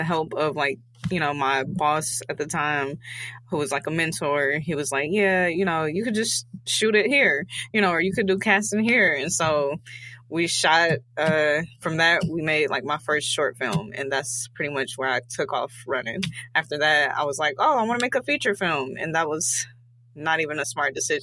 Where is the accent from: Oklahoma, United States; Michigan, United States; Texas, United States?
Michigan, United States; Detroit; I am born and raised in Detroit, Michigan